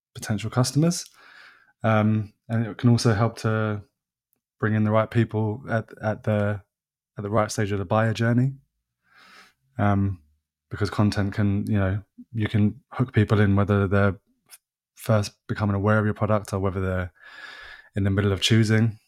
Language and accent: English; England, United Kingdom; They know I'm English